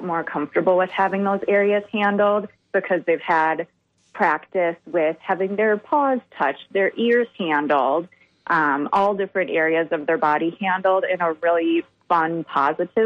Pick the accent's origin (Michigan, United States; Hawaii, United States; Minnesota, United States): Minnesota, United States; Minnesota and the Wisconsin area, United States; moved away; I'm originally from Minnesota and the Wisconsin area